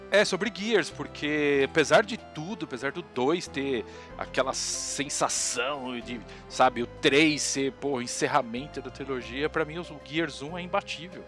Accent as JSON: {"language": "Portuguese", "town": "Santo André", "region": "São Paulo", "country": "Brazil", "said": "Eu sou de Santo André"}